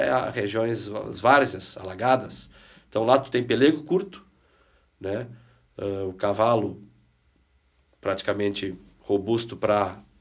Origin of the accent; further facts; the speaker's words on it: Porto Alegre, Rio Grande do Sul, Brazil; E eu sou de Porto Alegre.